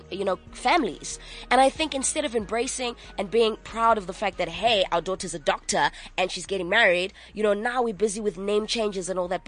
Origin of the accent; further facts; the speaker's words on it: Manchester, North West England, United Kingdom; I grew up in Manchester for a very long time.